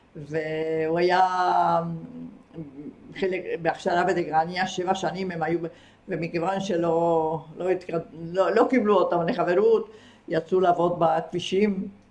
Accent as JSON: {"language": "Hebrew", "country": "Argentina", "tie": "born or raised there", "moved": "as an adult", "lives_now": "Israel", "said": "כי גרתי שם מגיל שבע עד גיל, אה, עד שעליתי לארץ, גיל 19"}